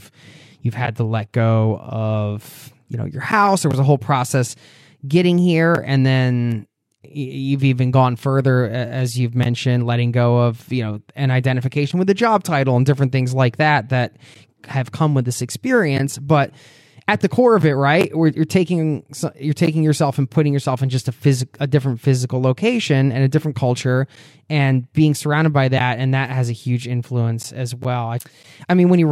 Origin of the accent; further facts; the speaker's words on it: East Coast, United States; moved away; growing up on the East Coast and being from the States